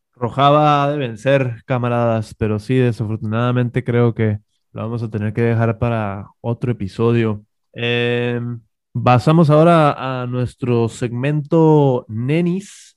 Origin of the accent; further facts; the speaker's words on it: northern Mexico, Mexico; somos, muy, somos muy norteños